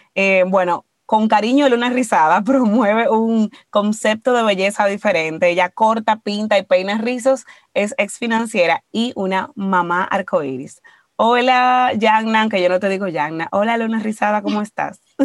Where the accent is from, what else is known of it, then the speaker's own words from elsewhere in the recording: Dominican Republic; nosotros como dominicanos